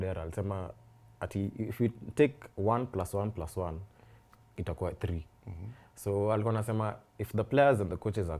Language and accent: English; Kenya